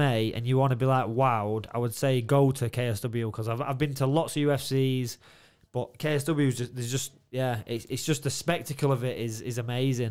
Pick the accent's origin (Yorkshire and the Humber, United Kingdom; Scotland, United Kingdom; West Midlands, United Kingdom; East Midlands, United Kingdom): Yorkshire and the Humber, United Kingdom; Doncaster; Donnydome, it's like, it's me, it's my hometown. All my mates are there.